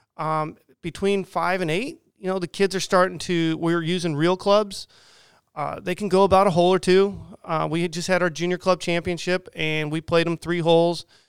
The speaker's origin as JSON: {"language": "English", "region": "Southern California", "country": "United States", "tie": "born or raised there", "moved": "yes", "lives_now": "Quincy, United States", "said": "I grew up in Southern California"}